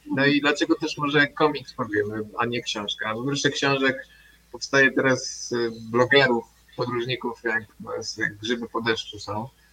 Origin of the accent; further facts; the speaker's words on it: Warsaw, Masovian Voivodeship, Poland; pochodzimy z Warszawy